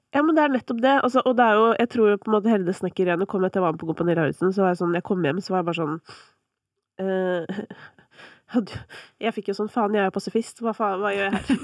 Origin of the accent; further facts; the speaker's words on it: Kolbotn, Akershus, Norway; Jeg er fra Kolbotn